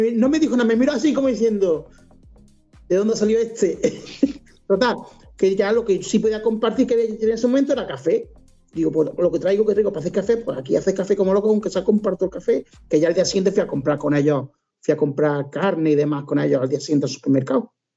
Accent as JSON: {"language": "Spanish", "town": "Cáceres", "region": "Extremadura", "country": "Spain", "moved": "yes", "lives_now": "Córdoba, Spain", "said": "yo soy de Cáceres, aunque vivo en Córdoba, soy de Cáceres. Y tengo allí mi madre"}